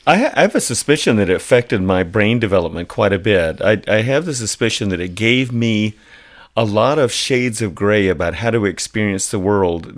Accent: Atlanta, Georgia, United States; I grew up in Atlanta

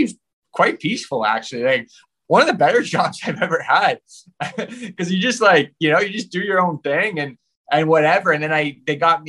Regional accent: Napanee, Ontario, Canada; also born or lived in Kingston, Ontario; I was born in like Kingston, like, but my family, my parents owned a house in Napanee. They don't live there anymore. So I grew up in like Napanee, Ontario

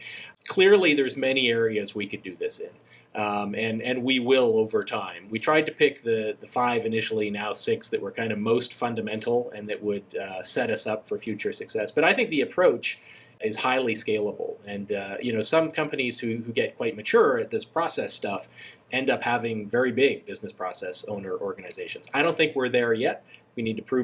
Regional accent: Calgary, Alberta, Canada; moved away as an adult; now in Alpharetta, United States; I grew up in Calgary, which is just at the foot of the Rocky Mountains in Canada.

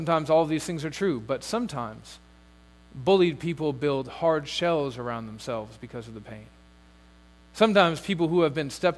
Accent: United States; as an American

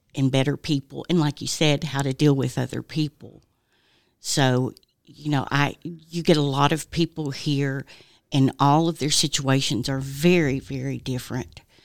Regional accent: Oak Ridge, Tennessee, United States; now in Knoxville, United States; I'm originally from Oak Ridge.

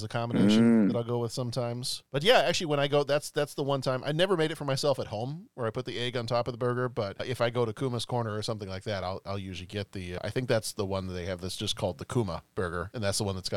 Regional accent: Texas, United States; Growing up in Texas

